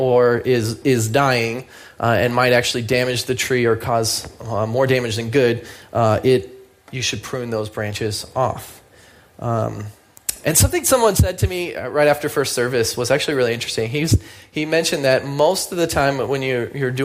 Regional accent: United States; I'm an American

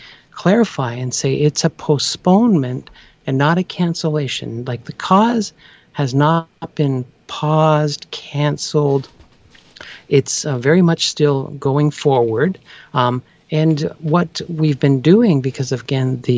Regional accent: Canada; I'm from Canada.

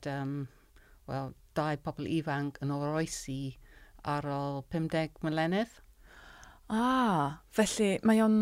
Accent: Beckenham, London, United Kingdom; Welsh is a second language; moved away as an adult; now in Cardiff, United Kingdom; dwi'n dod o Lloegr yn wreiddiol. Um, tre bach uh, o enw Beckenham Geith Lundain.

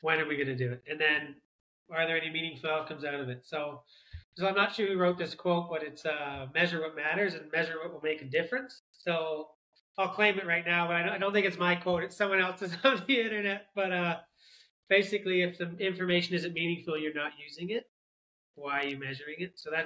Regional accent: Southern Ontario, Canada; moved away as an adult; also born or lived in Australia / United States; now in New Zealand; I grew up in Canada, Southern Ontario, played hockey

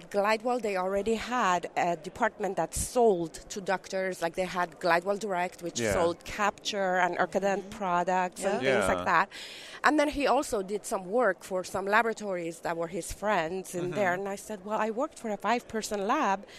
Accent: Shiraz, Iran / North Carolina, United States; moved away as an adult; also born or lived in California; I was born in Shiraz, Iran, and I lived there for the first 10 years of my life. About 10 years old, we moved to North Carolina, and I lived there for 20 years, and then California

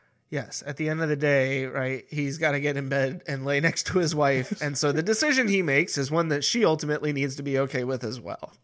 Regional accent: Sacramento, California, United States; You know, like I grew up in Sacramento.

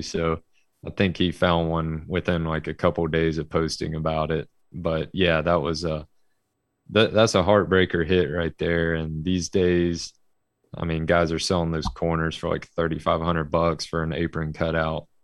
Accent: Birmingham, Alabama, United States; I'm from Birmingham, Alabama, and I am still here

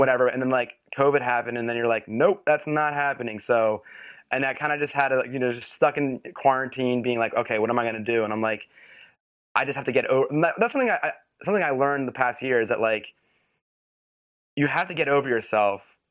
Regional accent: West Chester, Pennsylvania, United States; moved away; I grew up in Westchester, Pennsylvania, which is, like, a suburb right outside of Philly

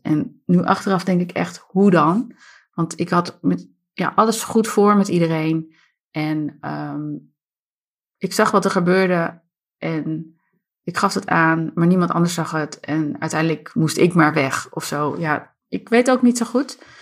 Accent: Harderwijk, Gelderland, Netherlands; Ik ben opgegroeid in Harderwijk samen met mijn zusje Ilse

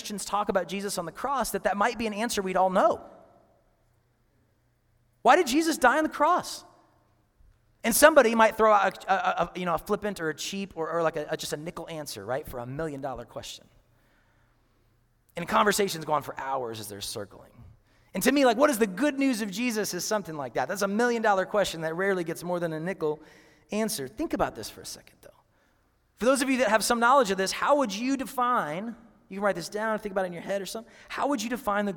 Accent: Seattle, Washington, United States; moved away; I'm from Seattle

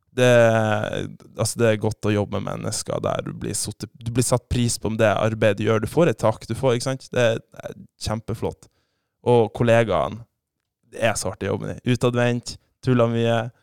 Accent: Saltstraumen, Nordland, Norway; accent: broader dialect; also born or lived in Bodø; Jeg er jo fra Saltstrøm, da, så har jo litt bredere dialekt

